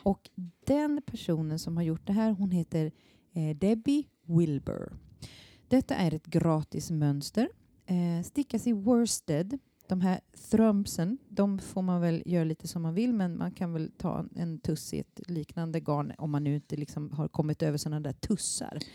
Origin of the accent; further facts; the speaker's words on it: Småland, Sweden; now in Stockholm, Sweden; jag kommer från Småland